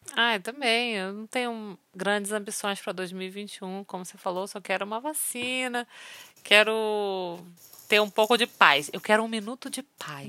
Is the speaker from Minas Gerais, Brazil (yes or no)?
no; Rio de Janeiro, Brazil; moved away; also born or lived in Manaus; eu nasci no Rio de Janeiro. Morei muitos anos na minha vida em Manaus